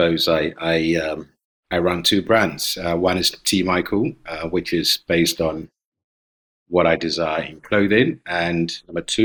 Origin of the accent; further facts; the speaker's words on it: Ghana; also born or lived in London, United Kingdom; now in Bergen, Norway; I was born in Ghana. I used to live in London